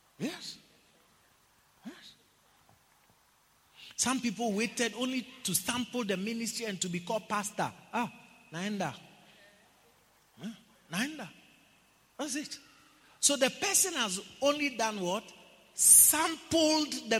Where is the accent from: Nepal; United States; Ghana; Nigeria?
Ghana; I'm from Ghana